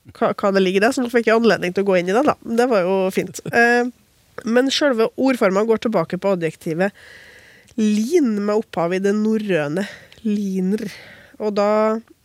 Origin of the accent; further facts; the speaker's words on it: Trøndelag, Norway; Jeg er jo også trønder